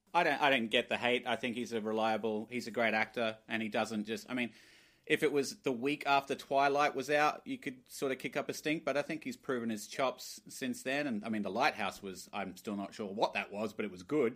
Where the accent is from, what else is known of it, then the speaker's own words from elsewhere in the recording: Glasgow, Scotland, United Kingdom; born in Glasgow